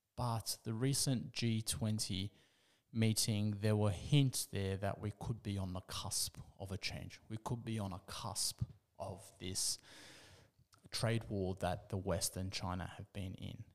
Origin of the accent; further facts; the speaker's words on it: Australia; being Australian